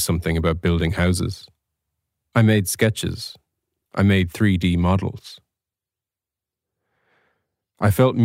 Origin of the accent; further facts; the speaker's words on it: County Offaly, Ireland; I'm a writer from County Offaly